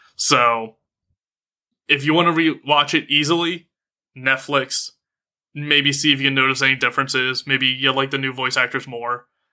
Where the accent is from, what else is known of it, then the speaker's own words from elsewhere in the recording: United States; being an American